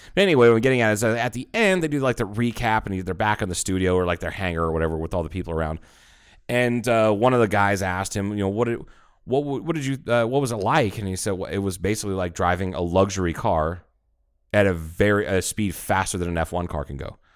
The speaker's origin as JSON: {"language": "English", "region": "Arizona", "country": "United States", "said": "I'm from Arizona"}